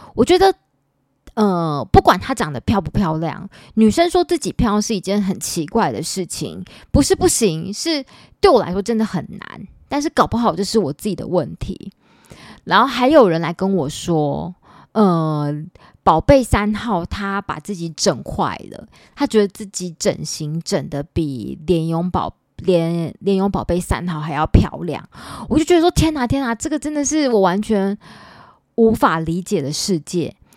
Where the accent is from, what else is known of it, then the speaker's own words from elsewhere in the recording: Taipei, Taiwan; 因为我是万华人，我土生土长的万华人，我之前交往过一个台积电的男朋友，然后那男朋友就常常笑我是没有水准的万华人